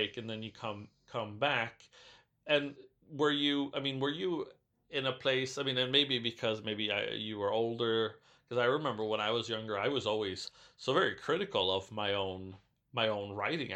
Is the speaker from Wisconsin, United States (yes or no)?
yes; Racine, Wisconsin, United States; in my hometown of Racine, Wisconsin